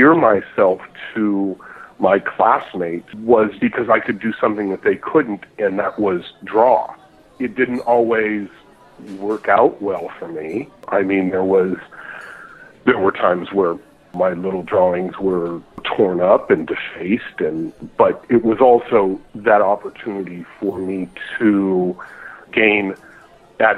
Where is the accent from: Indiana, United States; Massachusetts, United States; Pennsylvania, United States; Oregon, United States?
Pennsylvania, United States; I'm a Pennsylvania guy. I grew up with ball on Lake Erie when it was 35 below in September